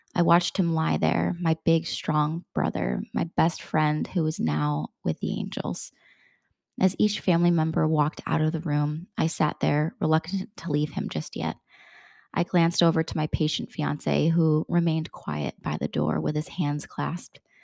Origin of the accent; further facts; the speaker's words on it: Bristol, Connecticut, United States; where I grew up in Bristol, Connecticut